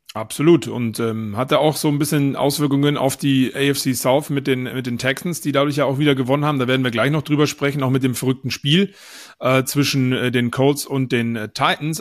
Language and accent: German; Bavaria, Germany; bei uns in Bayern